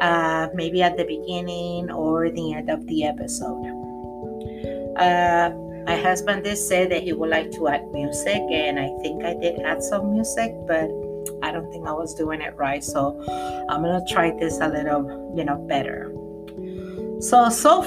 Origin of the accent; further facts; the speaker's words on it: Puerto Rico; I'm from Puerto Rico. Sorry. Yo soy de Puerto Rico.